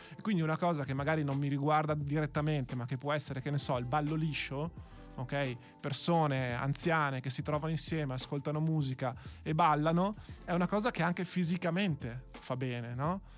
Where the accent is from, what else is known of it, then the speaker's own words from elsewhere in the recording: Verona, Veneto, Italy; io che ho fatto il Maffei come, come liceo, quindi sono veronese doc